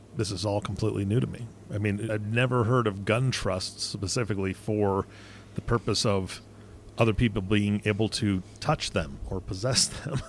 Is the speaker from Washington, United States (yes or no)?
yes; Washington, United States; now in Nebraska, United States; I, I currently reside in Nebraska. I'm from Washington State